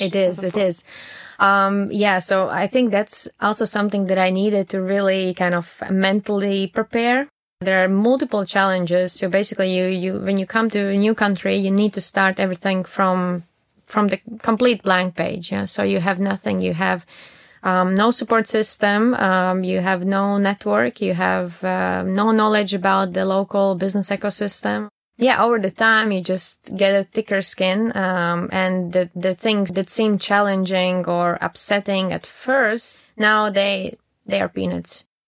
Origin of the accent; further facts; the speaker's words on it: Latvia; moved away as an adult; also born or lived in Riga, Latvia; now in Düsseldorf, Germany; I'm originally from Latvia and I moved to Dusseldorf uh, around three, four years ago